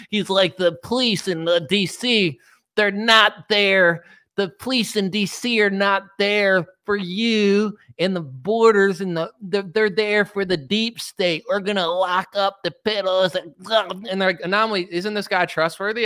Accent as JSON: {"language": "English", "country": "United States", "said": "as an American citizen"}